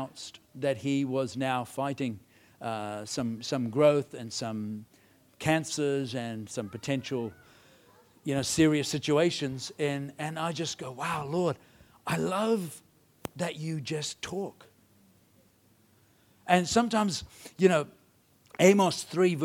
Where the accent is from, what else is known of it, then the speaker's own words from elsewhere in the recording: India; I was brought up in India